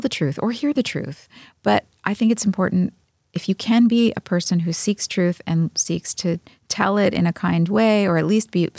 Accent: New York, United States; I'm a New Yorker.

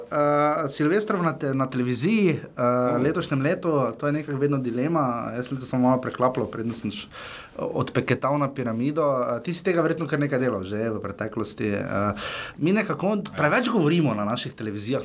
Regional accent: Styria, Slovenia; accent: Styrian; imam štajerski naglas

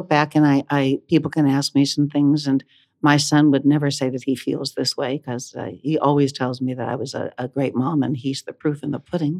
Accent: Johnstown, Pennsylvania, United States; moved away as an adult; also born or lived in Columbia, Missouri; now in New York, United States; I grew up in Johnstown, Pennsylvania

